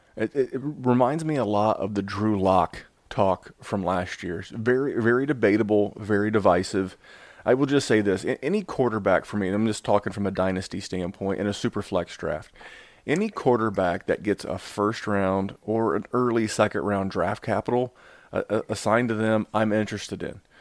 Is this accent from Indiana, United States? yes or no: yes; Indianapolis, Indiana, United States; Indy being my hometown